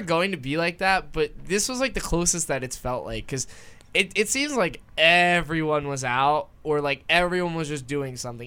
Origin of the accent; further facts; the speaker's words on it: Spotswood, New Jersey, United States; that's literally my hometown I tell people I'm from Spotswood